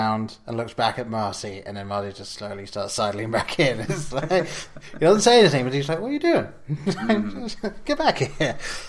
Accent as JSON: {"language": "English", "region": "England", "country": "United Kingdom", "tie": "born or raised there", "said": "growing up in England, we didn't have the DeLorean."}